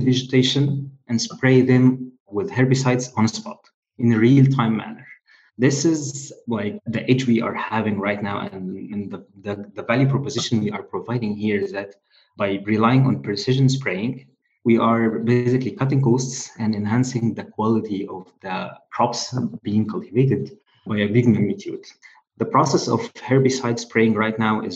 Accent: Egypt; moved away; I'm originally from Egypt

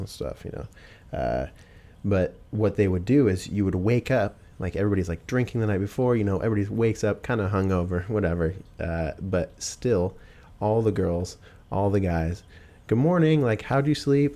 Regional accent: Pacific Northwest, United States; from here, Pacific Northwest, um, I've always been born and raised here. This is where I'm from.

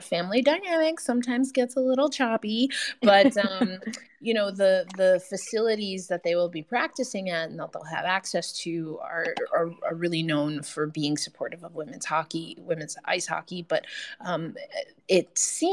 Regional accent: New York, United States; now in Tulsa, United States; I'm a New Yorker straight through

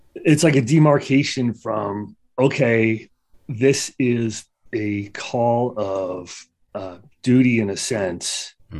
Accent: Trenton, New Jersey, United States; born and raised in Trenton, New Jersey.

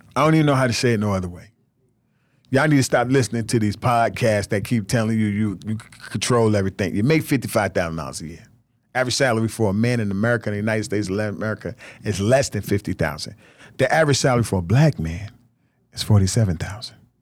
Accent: Nigeria; I'm Nigerian.

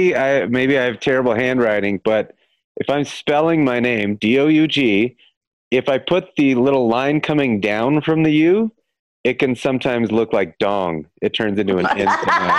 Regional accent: Dallas, Texas, United States; I grew up in Dallas.

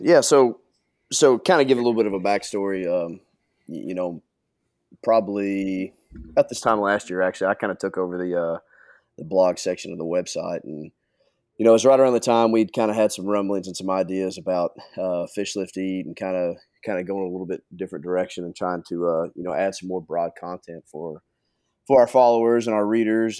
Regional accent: Kentucky, United States; growing up in Kentucky, you know, I, I did a lot of my fishing either in the Ohio River

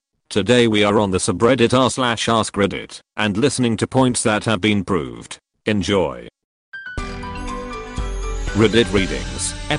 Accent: United Kingdom; I'm British, for context. When I was a kid, Saturday nights meant fish and chips in front of the TV, with tea to wash it down.

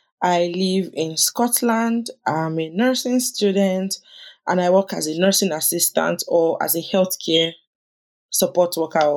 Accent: Lagos, Nigeria; also born or lived in Ogun State, Nigeria / Abuja; So I grew up in Oregun, Lagos

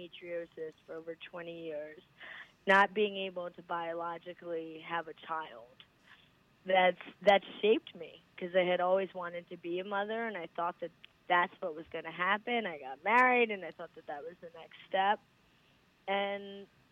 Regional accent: United States; born or raised there; also born or lived in India

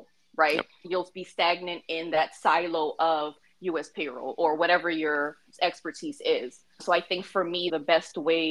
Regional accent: Philippines; I'm actually from the Philippines, my parents are from the Philippines

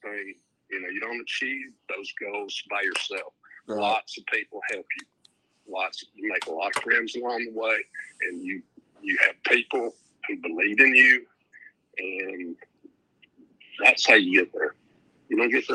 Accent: Tuscaloosa, Alabama, United States; moved away as an adult; now in Chattanooga, United States; I grew up in Tuscaloosa

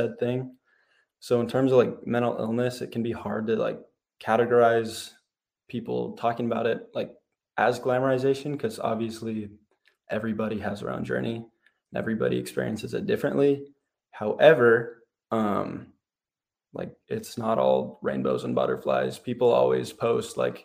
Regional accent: Happy Valley, Oregon, United States; I'm from Happy Valley, Oregon. I'm a senior

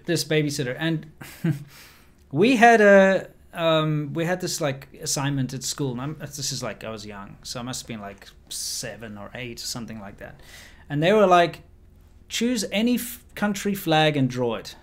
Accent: South Africa; moved away; I'm from South Africa

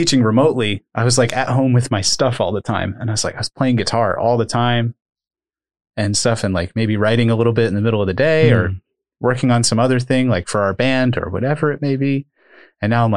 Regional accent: Upper Bucks County, Pennsylvania, United States; also born or lived in Lehigh Valley; I grew up in Upper Bucks County

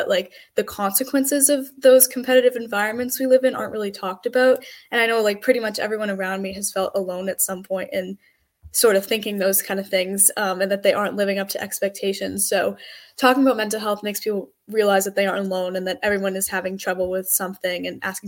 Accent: Medfield, Massachusetts, United States; I am from Medfield, Massachusetts

